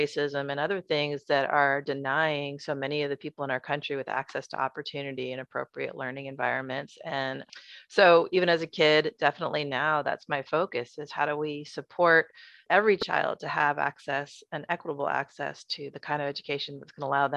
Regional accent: Berkeley, California, United States; I grew up in Berkeley in the 70s and 80s

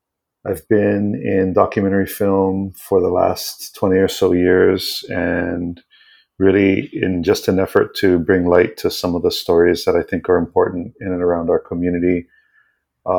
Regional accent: Ka'a'awa, Hawaii, United States; I am from Oahu as well. I grew up in a small community called Ka'a'awa, which is on the east side of the island, a small coastal community. Grew up in and around the water for, actually, I still live there.

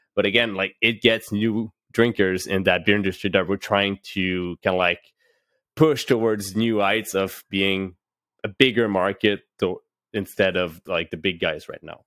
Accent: Gatineau, Quebec, Canada; I'm originally from Gatineau. I'm still in Gatineau

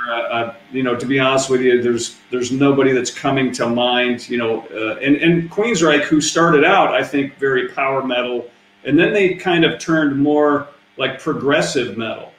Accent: Seattle, Washington, United States; We're from Seattle.

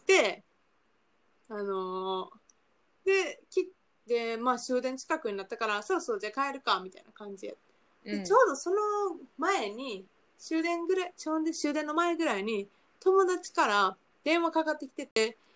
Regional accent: countryside of Kansai, Japan; moved away as an adult; now in Tokyo, Japan

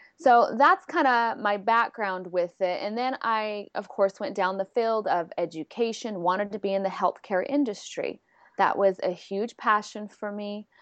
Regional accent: San Diego, California, United States; I'm from San Diego, California

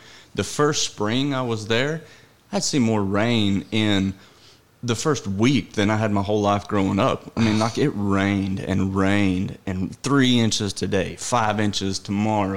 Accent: Canyon, Texas, United States; I was born and raised in Canyon, Texas, just south of Amarillo

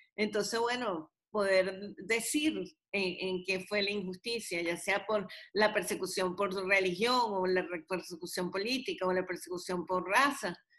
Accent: Venezuela; now in United States; yo soy venezolana, pero también soy americana

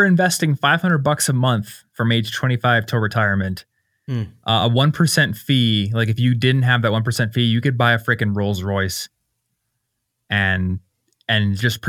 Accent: Iowa, United States; now in Denver, United States; I'm from Iowa, and they're like all over the place in Iowa, and I see them in Denver here too.

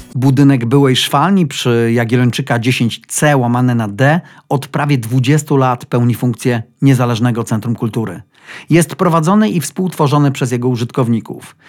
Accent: Zielona Góra, Lubusz Voivodeship, Poland; now in Wrocław, Poland; wyprowadziłem się z rodzinnej Zielonej Góry i wylądowałem w wirze wielkomiejskiego życia

